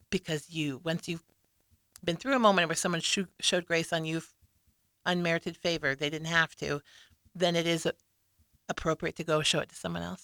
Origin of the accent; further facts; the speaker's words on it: Lincoln, Nebraska, United States; I was born and raised here in Lincoln